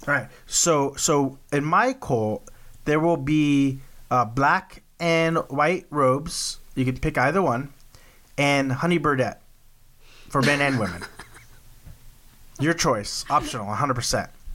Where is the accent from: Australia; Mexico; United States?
United States; Texas; I'm from Texas. Like Waco was not that far up the road from us.